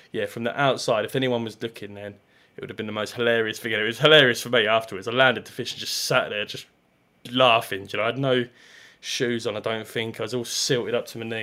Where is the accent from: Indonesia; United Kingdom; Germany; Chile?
United Kingdom; Ardleigh, East of England; I grew up in Ardley, so I walked around it an awful lot.